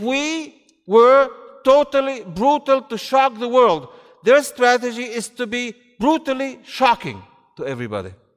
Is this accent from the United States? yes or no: no; near Raqqa, Raqqa Governorate, Syria; Close to where I was born in Raqqa